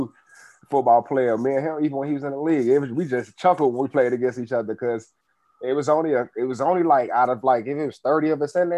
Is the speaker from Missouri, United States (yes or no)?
no; Chicago, Illinois, United States; Grew up on the south side of Chicago, Woodlawn